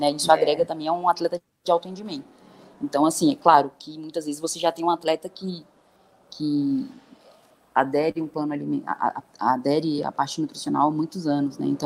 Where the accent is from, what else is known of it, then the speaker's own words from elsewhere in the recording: Brasília, Federal District, Brazil; moved away; Eu morava em república quando era atleta, que minha família é de Brasília, né? Eu sou de Brasília